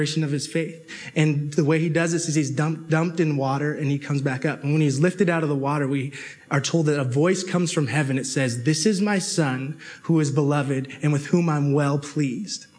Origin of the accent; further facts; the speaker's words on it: Toronto, Ontario, Canada; I grew up in Toronto